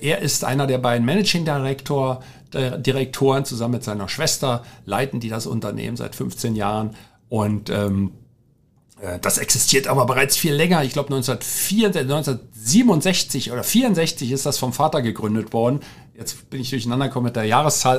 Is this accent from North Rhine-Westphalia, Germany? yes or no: no; Berlin, Germany; Ich bin ja in Berlin groß geworden, in West-Berlin und, äh, im Sü-, ganz im Süden in Rudo, das gehört zum Bezirk Neukölln